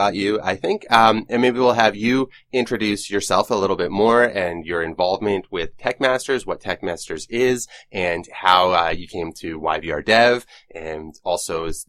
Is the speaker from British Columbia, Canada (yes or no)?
yes; Vancouver, British Columbia, Canada; I'm from Vancouver. I kind of grew up here. I spent some time living in different countries, but I've never been to Toronto.